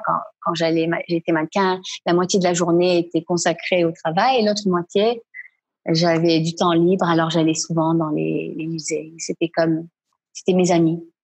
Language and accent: French; Quebec, Canada; also born or lived in Paris / Milan / New York / London; now in Ashkelon area, Israel; Je suis québécoise d'origine marocaine des deux parents